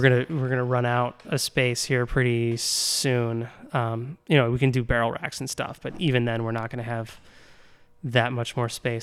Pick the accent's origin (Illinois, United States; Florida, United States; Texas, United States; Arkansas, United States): Illinois, United States; Naperville; moved away as an adult; also born or lived in Champaign / Washington, D.C.; I grew up in Naperville.